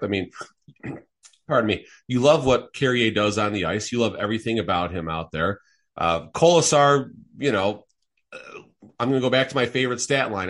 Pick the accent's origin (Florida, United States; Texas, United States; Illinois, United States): Illinois, United States; Chicago; I'm from Chicago